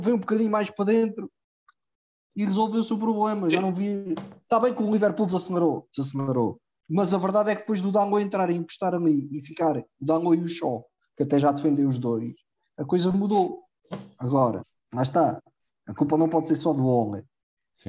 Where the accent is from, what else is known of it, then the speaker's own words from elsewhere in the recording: Proença-a-Nova, Centro, Portugal; o Proença Nova, que por acaso é de onde eu sou.